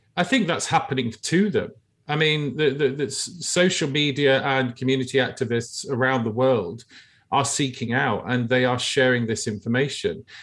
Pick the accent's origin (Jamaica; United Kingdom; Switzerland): United Kingdom; I grew up in the United Kingdom